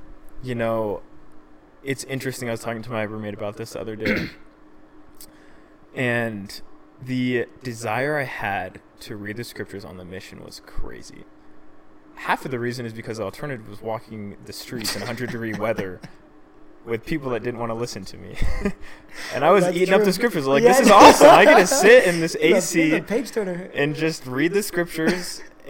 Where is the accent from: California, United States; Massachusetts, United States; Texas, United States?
Massachusetts, United States; Boston; I feel like people are kind of different out there, and, like, I grew up in Boston.